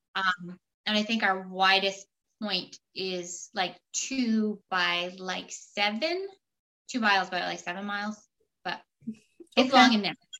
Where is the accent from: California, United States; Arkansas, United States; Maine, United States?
Maine, United States; Minot; also born or lived in Rhode Island / Vermont; I grew up in Minot. Uh, it's also in Maine